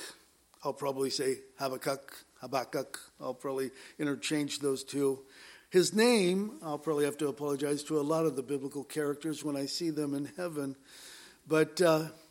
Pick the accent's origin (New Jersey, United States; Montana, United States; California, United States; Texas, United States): California, United States; Southern; growing up in Southern California